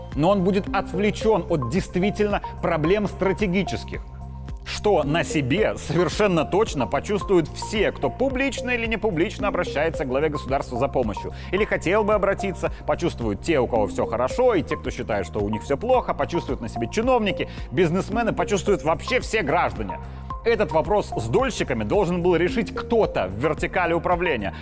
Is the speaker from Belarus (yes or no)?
yes; Belarus